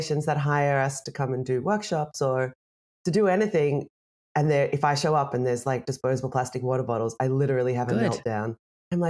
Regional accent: Australia; moved away; I'm Australian. I don't live in Australia anymore, but I love Australia. I grew up there.

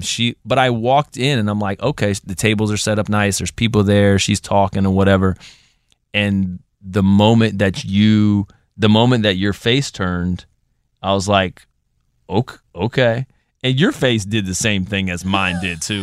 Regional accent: Columbus, Ohio, United States; now in Virginia, United States; I'm from Columbus, so done that drive hundreds of times

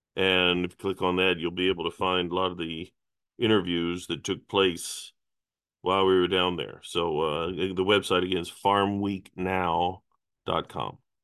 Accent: Kansas, United States; moved away; I grew up in Kansas, everything's on a square mile

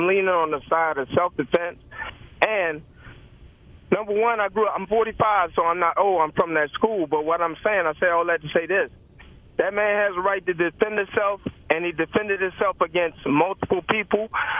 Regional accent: Virginia, United States; So, and me, Torrey, we're from Virginia. Me, Torrey, AI, Michael Vick, none of us are going to take that.

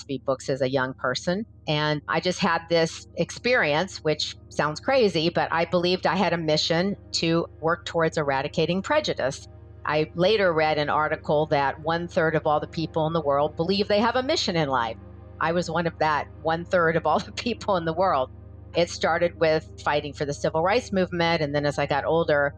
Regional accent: Atlanta, Georgia, United States; also born or lived in Florida; now in Los Angeles, United States; I'm originally from Atlanta, Georgia, lived in Florida for a little while, then moved to Los Angeles in about 1980

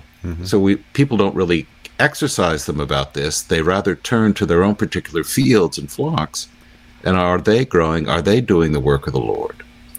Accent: United States; I'm still an American, even though I disagree with the government's in Washington's policies.

